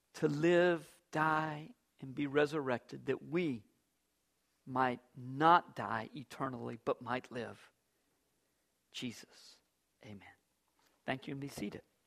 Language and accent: English; Fuquay-Varina, North Carolina, United States; I grew up in Fuquay Springs